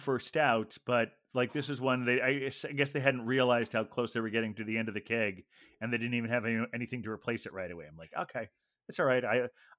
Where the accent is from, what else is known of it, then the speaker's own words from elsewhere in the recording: Ohio, United States; Like where I grew up in Ohio, they like